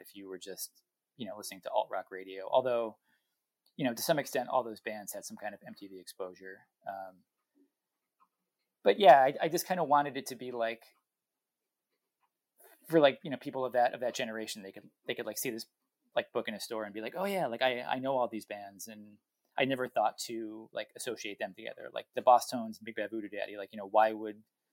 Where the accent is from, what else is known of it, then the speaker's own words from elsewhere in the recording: New England, United States; I'm from New England